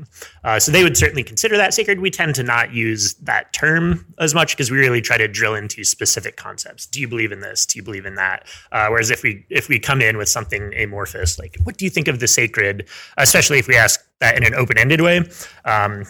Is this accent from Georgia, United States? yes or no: no; Frisco, Colorado, United States; also born or lived in Salida, Colorado; I grew up mostly in Frisco, Colorado, which is kind of up in the ski resorts.